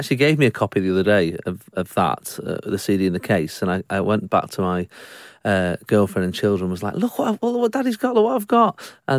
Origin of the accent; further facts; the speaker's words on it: Salford, North West England, United Kingdom; Yes, I'm from Salford originally, yeah.